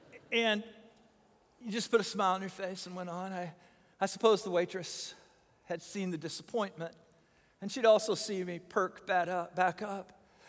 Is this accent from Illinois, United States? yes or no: yes; Illinois, United States; born there; also born or lived in Buffalo / East Tennessee / Fort Worth / San Antonio; I was born near Chicago, and then we moved to Buffalo, and then we moved to East Tennessee, and then we moved to Fort Worth, and then we moved back to Southern Illinois